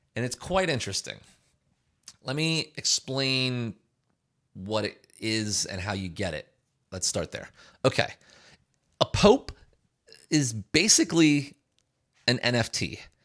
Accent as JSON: {"language": "English", "country": "United States", "said": "as a resident of the United States"}